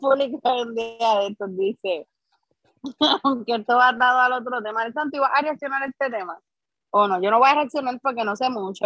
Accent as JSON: {"language": "Spanish", "town": "Guaynabo", "country": "Puerto Rico", "said": "Yo soy del municipio de Guaynabo"}